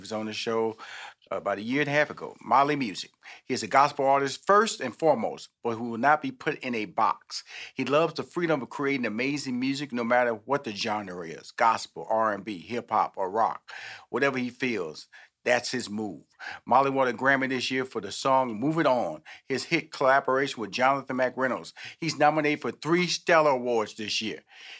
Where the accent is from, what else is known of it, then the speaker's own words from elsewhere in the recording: Houston, Texas, United States; You know, I'm from Houston, Texas. I have 6 sisters, 2 brothers.